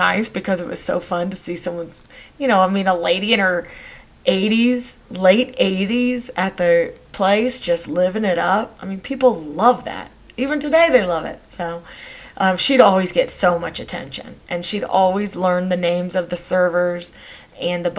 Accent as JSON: {"language": "English", "region": "Texas", "country": "United States", "tie": "born or raised there", "said": "I grew up in Texas"}